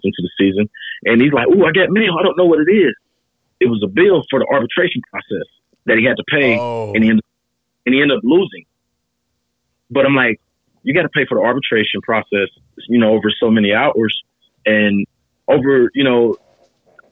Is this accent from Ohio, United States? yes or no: yes; Cincinnati, Ohio, United States; my hometown in Cincinnati